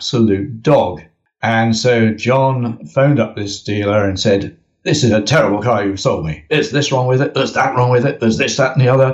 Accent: United Kingdom; I am very British

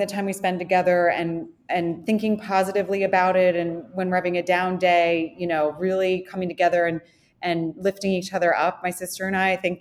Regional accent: Connecticut, United States; moved away as an adult; also born or lived in North Carolina / New York City; grew up in Connecticut

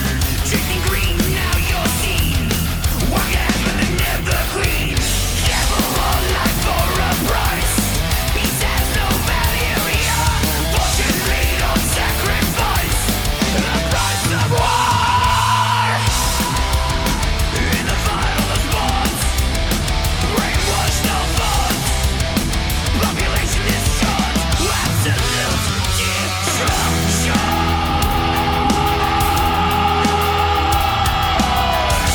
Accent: Broad Brook, Connecticut, United States; born or raised there

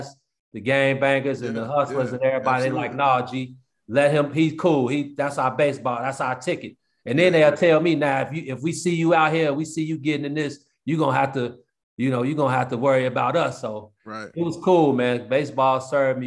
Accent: Chicago, Illinois, United States; I was from Chicago

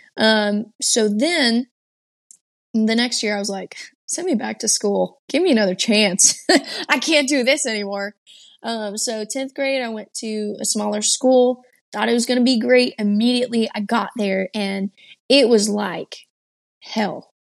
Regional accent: Texas, United States; also born or lived in Georgia, United States; my eighth grade year, I moved from Georgia back to Texas and jumped straight into school

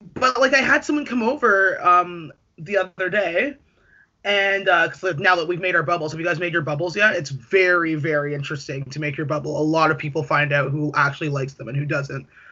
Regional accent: Toronto, Ontario, Canada; I'm from Scarborough

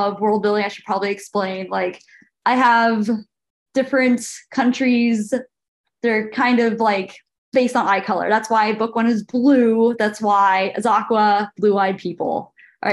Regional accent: California, United States; I'm from California.

